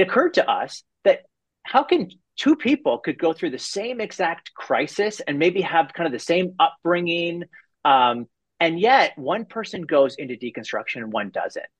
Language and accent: English; Canada; I'm a Canadian